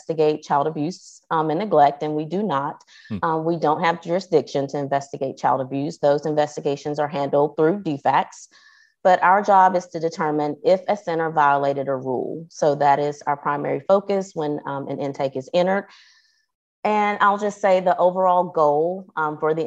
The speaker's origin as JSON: {"language": "English", "town": "Athens", "region": "Georgia", "country": "United States", "tie": "born or raised there", "said": "I live in Athens, Georgia"}